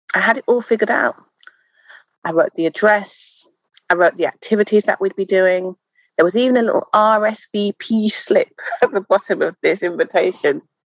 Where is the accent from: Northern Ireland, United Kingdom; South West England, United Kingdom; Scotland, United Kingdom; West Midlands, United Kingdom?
West Midlands, United Kingdom; Wolverhampton; moved away; I grew up in the Midlands town. It was a town then, it's now a city of Wolverhampton